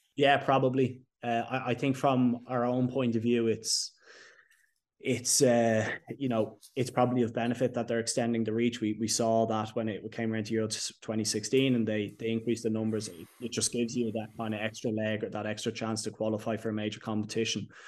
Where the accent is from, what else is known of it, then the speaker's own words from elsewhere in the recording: Ireland; us as Irish people